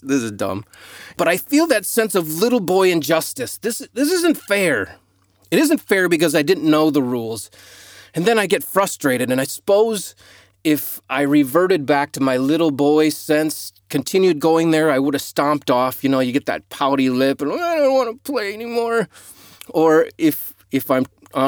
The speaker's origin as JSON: {"language": "English", "country": "United States", "tie": "born or raised there", "moved": "as an adult", "lives_now": "Australia", "said": "growing up in the United States"}